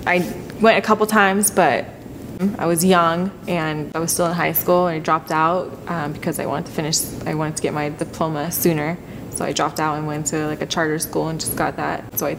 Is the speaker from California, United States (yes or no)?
no; Oregon, United States; born there; I was born in Oregon, but we traveled a lot with my family.